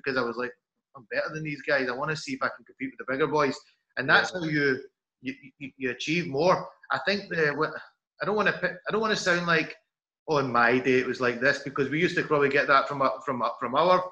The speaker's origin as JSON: {"language": "English", "region": "Scotland", "country": "United Kingdom", "tie": "born or raised there", "said": "being a Scottish Pakistani growing up"}